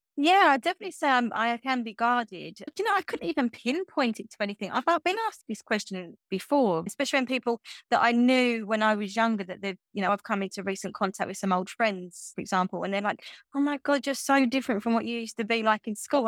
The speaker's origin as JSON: {"language": "English", "town": "Grays", "region": "East of England", "country": "United Kingdom", "tie": "born or raised there", "moved": "as an adult", "lives_now": "Norfolk, United Kingdom", "said": "I grew up in, in Essex in England, in a small townish, you could get called Grays"}